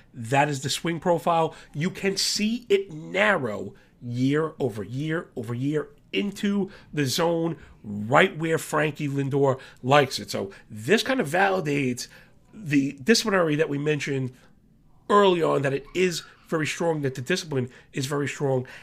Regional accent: New York, United States; I am from New York

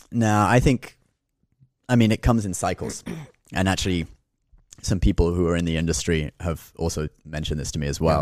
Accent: Hong Kong; now in New York, United States; I was born in Hong Kong, so, and my major in college is, uh, Chinese language

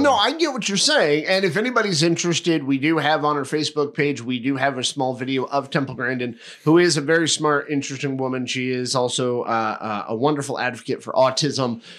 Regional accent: Connecticut, United States; a town I grew up in in Connecticut

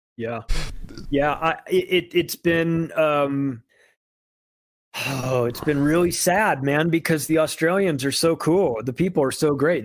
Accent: United States; I'm an American

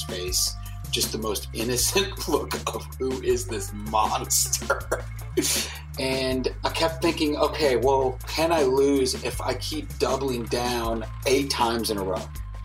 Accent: Chicago, Illinois, United States; I grew up in Chicago during what I think most people would consider the most Chicago times of Chicago

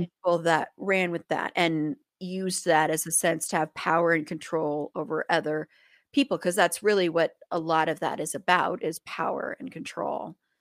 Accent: Colorado, United States; I grew up in Colorado

